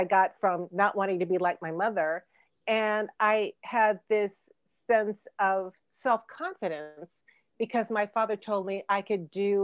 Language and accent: English; Chicago, Illinois, United States; I was born in Provident Hospital on the south side of Chicago